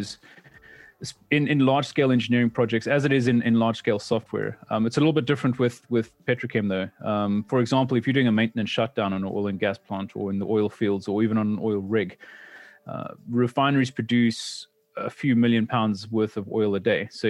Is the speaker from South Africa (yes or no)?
yes; South Africa; moved away; I'm originally a South African born mechanical engineer